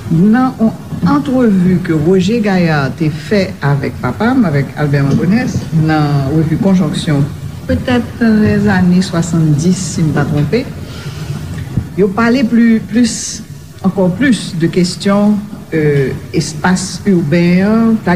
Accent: Port-au-Prince, Ouest, Haiti; mwen te vive Matissa, mwen grandi Matissa, Matissa te yon espase semi-rural.

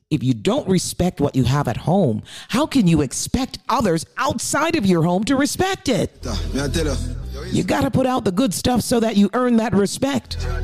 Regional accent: Jamaica; that's where we come from. We come from Jamaica.

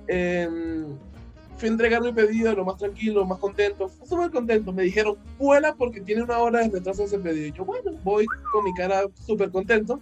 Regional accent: Venezuela; now in Peru; habemos cuatro venezolanos

